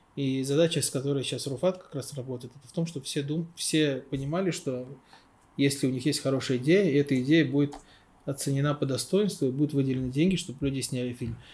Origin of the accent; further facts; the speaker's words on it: Baku, Azerbaijan; я из Баку